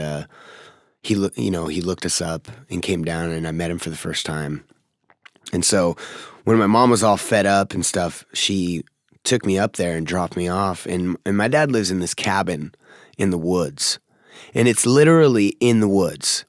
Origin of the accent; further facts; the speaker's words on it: Seattle, Washington, United States; also born or lived in Federal Way, Washington; I was born in Seattle, like, like downtown Seattle